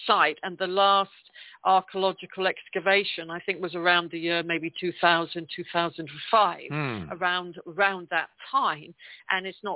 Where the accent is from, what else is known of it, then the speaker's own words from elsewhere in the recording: England, United Kingdom; accent: English; That's my English accent.